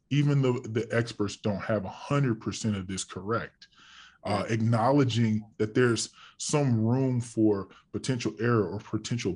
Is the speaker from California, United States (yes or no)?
yes; California, United States; I'm from California